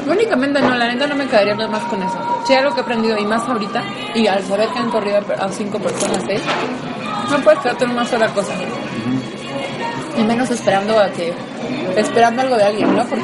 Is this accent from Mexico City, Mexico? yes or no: yes; Mexico City, Mexico; Y como buena chilanga, el pastor me gusta mucho.